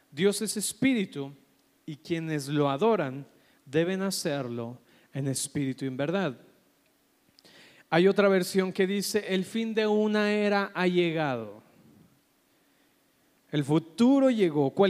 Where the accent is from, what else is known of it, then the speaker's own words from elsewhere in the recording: Colombia; moved away; Es que vengo de Colombia, ¿verdad? Y por eso estoy hablando así.